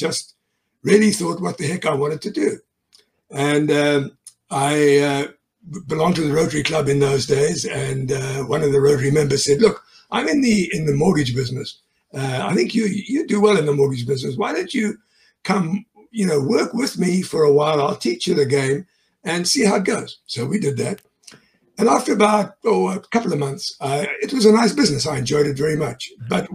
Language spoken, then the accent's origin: English; South Africa; moved away as an adult; now in United States; I'm a South African native. I was born there